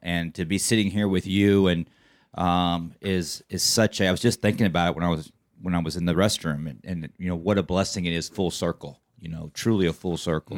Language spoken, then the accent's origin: English; Plano, Texas, United States; I grew up in Plano my entire life